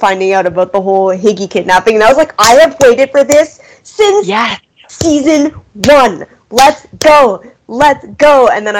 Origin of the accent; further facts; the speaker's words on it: Canada; as a Canadian